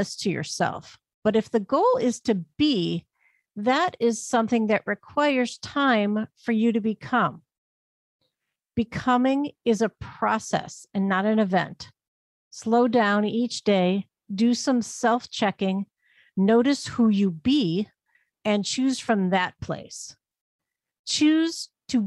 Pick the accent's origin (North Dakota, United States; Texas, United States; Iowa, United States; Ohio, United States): Ohio, United States; Northeast; my hometown in Northeast Ohio